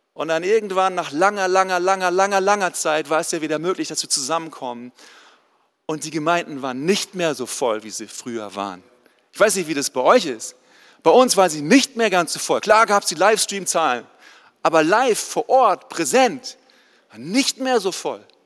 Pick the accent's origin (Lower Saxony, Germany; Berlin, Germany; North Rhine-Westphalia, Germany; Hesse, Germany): Lower Saxony, Germany; East Frisia; moved away; also born or lived in Swabia / Canada; Ich komme eigentlich aus Ostfriesland, da ganz oben an der Nordseeküste, wo es keine Berge gibt